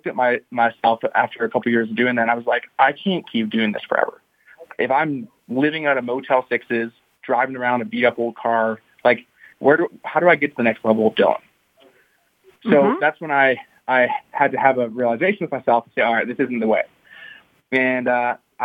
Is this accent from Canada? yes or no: yes; Canada; I'm from Canada